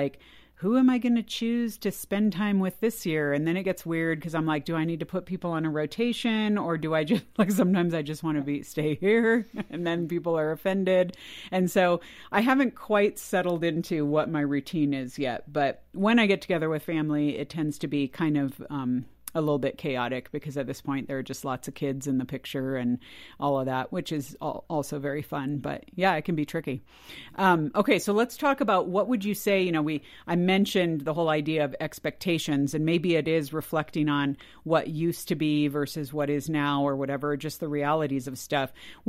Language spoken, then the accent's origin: English; California, United States; I grew up in California as well. And most of my family was in the Midwest or the East Coast, the extended family.